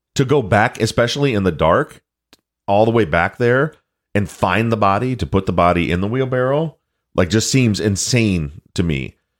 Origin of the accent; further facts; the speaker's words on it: Michigan, United States; I'm from Michigan